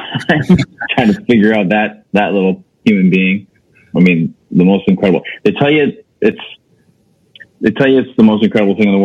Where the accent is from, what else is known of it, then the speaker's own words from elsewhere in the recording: Wisconsin, United States; moved away as an adult; also born or lived in San Diego / Boulder, Colorado / Miami; now in Minneapolis, United States; I grew up in Wisconsin